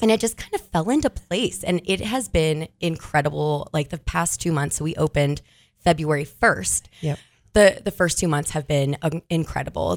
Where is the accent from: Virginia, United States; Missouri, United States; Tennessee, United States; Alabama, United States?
Virginia, United States; Virginia Beach; moved away as an adult; now in Oregon, United States; I'm originally from Virginia Beach, Virginia so East Coaster.